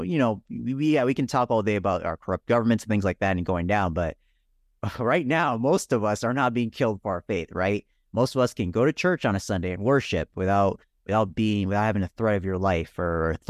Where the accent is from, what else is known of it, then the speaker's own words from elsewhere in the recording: Nigeria; born there; I was born in Nigeria.